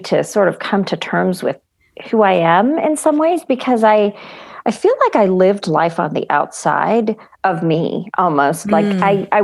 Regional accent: Chennai, Tamil Nadu, India; My parents are Christians and I grew up in Madras, India

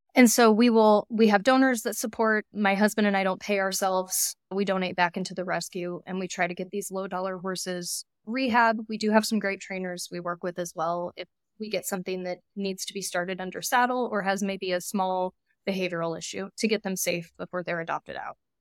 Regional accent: Iowa, United States; moved away as an adult; now in Phoenix, United States; I'm from Iowa originally

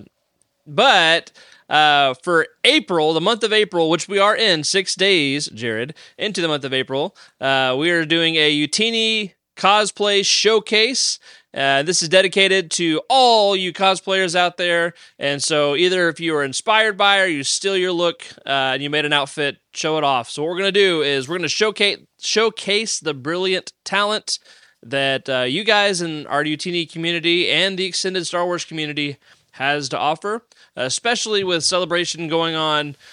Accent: Tennessee, United States; I'm from Tennessee

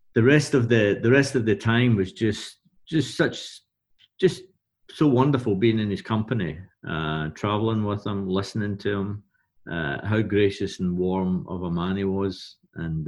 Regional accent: Glasgow, Scotland, United Kingdom; being Glaswegian and being there

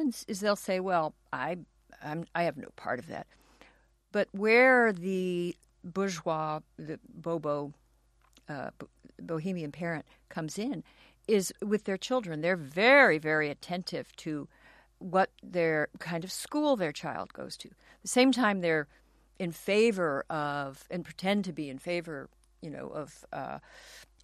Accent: Los Angeles, California, United States; I grew up in Los Angeles and went to a public school in Westwood near UCLA

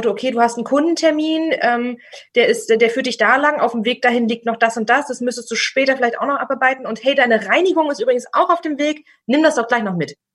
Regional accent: Berlin, Germany; gerade ich bin aus dem Berliner Raum, bei uns ist der Spreewald direkt vor der Haustür, ein Gurkenhof.

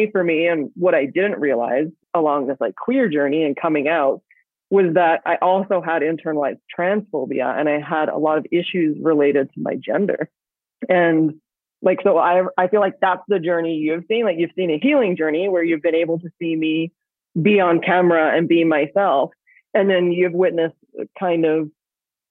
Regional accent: Australia; I grew up in Australia

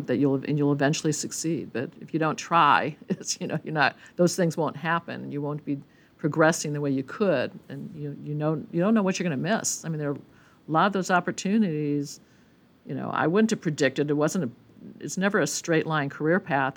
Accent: Milwaukee, Wisconsin, United States; moved away as an adult; also born or lived in Berkeley; I grew up, uh, born and bred in Milwaukee, Wisconsin

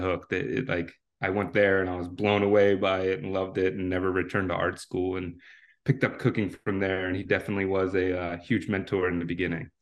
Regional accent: New Jersey, United States; moved away as an adult; now in Washington, D.C., United States; I grew up in South Jersey to the ripe age of seventeen

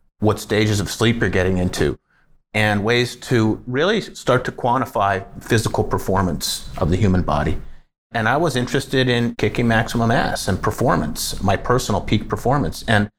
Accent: Canada; now in Colorado, United States; See? I'm from Canada. We do a little cheese and gravy up there with some poutine.

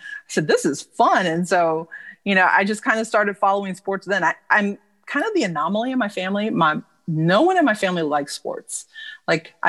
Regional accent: Dayton, Ohio, United States; living and growing up in Dayton, Ohio

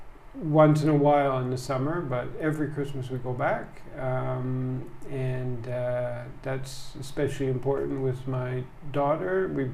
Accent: Montreal, Quebec, Canada; moved away as an adult; now in Japan; And so I grew up in Montreal, which is really bilingual, English mm-hmm. and French.

